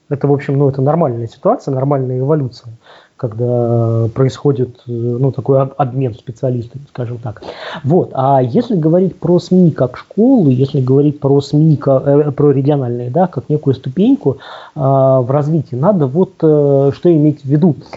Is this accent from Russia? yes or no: yes; Omsk, Omsk Oblast, Russia; Омск, да, откуда я родом